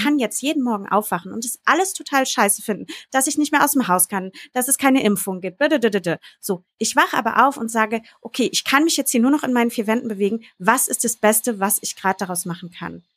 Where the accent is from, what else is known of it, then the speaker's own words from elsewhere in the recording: Berlin, Germany; Jule und ich sind ja zum Beispiel aus Berlin. Wir sind ja aus der Großstadt.